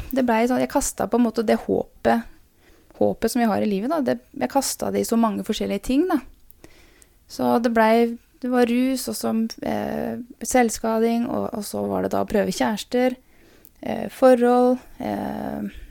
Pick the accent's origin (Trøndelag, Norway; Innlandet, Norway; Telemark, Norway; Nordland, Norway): Telemark, Norway; Porsgrunn; also born or lived in Skien / Bamble; jeg er født i Porsgrunn. Og eh, hadde mine første år i Skien. Eh, men jeg vokste opp i Porsgrunn, gikk på barneskole der.